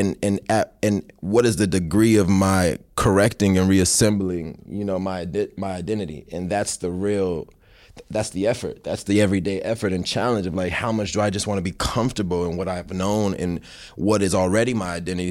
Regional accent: United States; I was born here, so I'm still from America

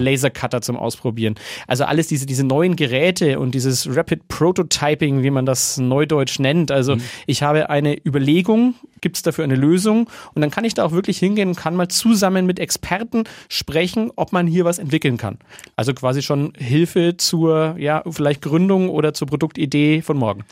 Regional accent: Nuremberg, Bavaria, Germany; als Nürnberger Bürger

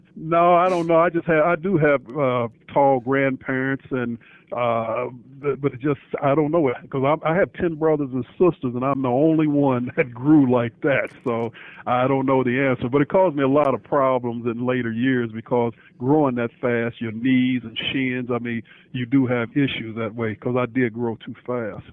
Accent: Indianapolis, Indiana, United States; also born or lived in Texas; I grew up here in Indianapolis

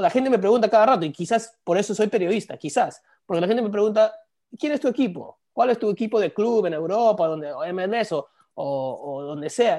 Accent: South Florida, United States; also born or lived in New Jersey / New York; yo soy de acá, soy de la Sur Florida, ah, me crié acá.

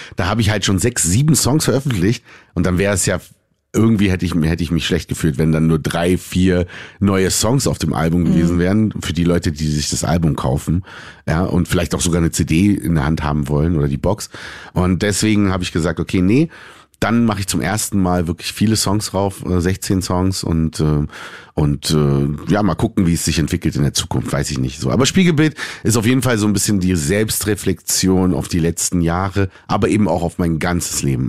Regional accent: Berlin, Germany; ich bin in Berlin geboren, ich bin Deutscher.

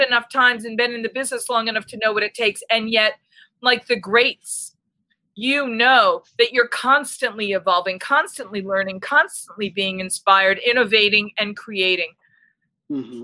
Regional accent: Boston, Massachusetts, United States; moved away; I'm originally from Boston

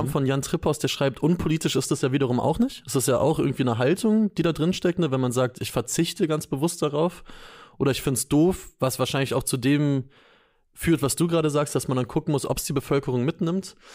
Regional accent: Lower Saxony, Germany; ich komme komm

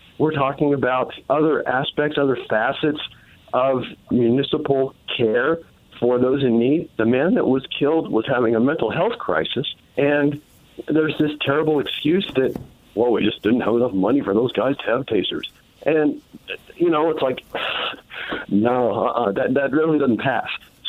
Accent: Philadelphia, Pennsylvania, United States; now in Indianapolis, United States; I'm formerly from Philly and formerly of West Philly, and I know all about Cobbs Creek

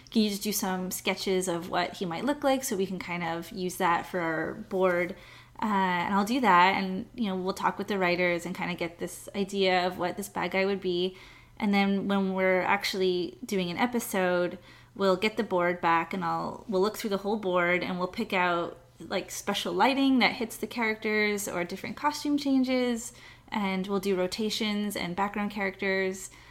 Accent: Montreal, Quebec, Canada; moved away; I was born in Canada, so I'm from Montreal.

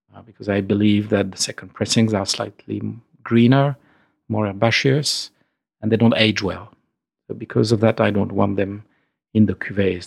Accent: Épernay, Grand Est, France; moved away as an adult; also born or lived in Argentina; I was born in Epernay, right in the middle of, uh, Epernay, the capital of Champaign

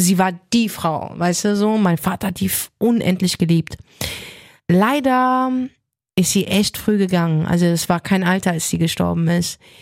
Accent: Frankfurt, Hesse, Germany; ich bin in Bornheim geboren, in Frankfurt, also nicht Nordweststadt. Ich mhm. bin in der Nordweststadt aufgewachsen

